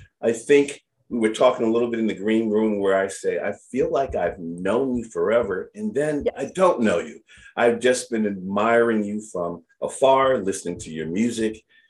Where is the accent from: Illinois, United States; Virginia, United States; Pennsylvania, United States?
Pennsylvania, United States; Philadelphia; I'm born and raised in Philly.